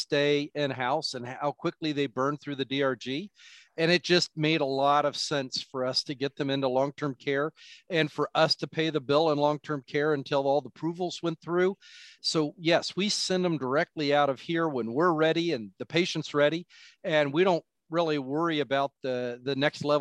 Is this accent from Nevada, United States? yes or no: no; Wapakoneta, Ohio, United States; also born or lived in Lima, Ohio; I grew up in Wapakoneta, Ohio, Neil Armstrong, first man on the moon location, just south of Lima, Ohio